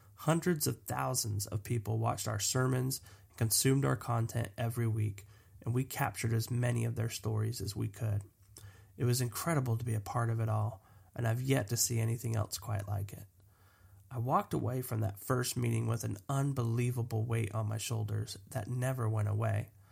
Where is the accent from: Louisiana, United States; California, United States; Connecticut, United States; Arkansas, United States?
California, United States; Los Angeles; I grew up in Los Angeles